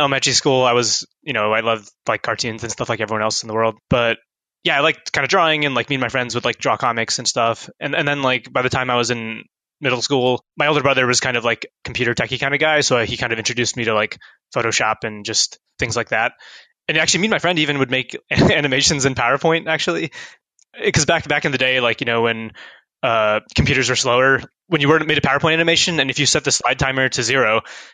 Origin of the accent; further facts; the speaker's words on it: Columbus, Ohio, United States; moved away as an adult; also born or lived in Cincinnati; I went to Thomas Worthington. So it's kind of like up just below the 270, kind of the north side